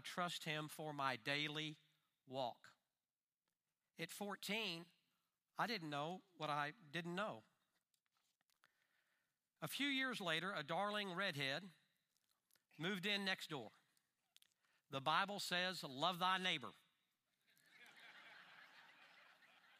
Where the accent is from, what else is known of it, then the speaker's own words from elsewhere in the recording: Dallas, Texas, United States; Growing up in Dallas back in the 50s